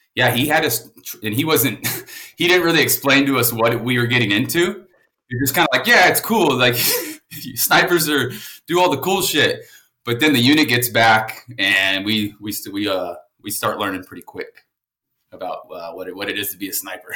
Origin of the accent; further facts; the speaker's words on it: San Antonio, Texas, United States; San Antonio, Texas, man. I'm uh, about 15 minutes from where I am now. Um, oh, shit. Born and raised